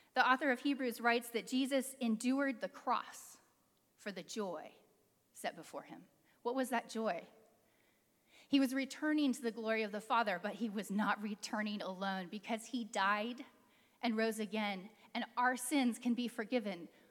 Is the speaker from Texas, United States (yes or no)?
no; California, United States; Growing up in California